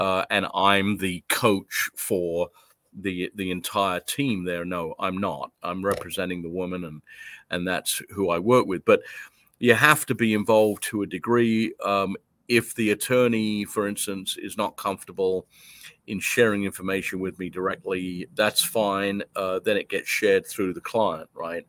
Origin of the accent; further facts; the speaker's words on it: London, United Kingdom; moved away; I was born and raised in London, England. I came over here in nineteen seventy-nine.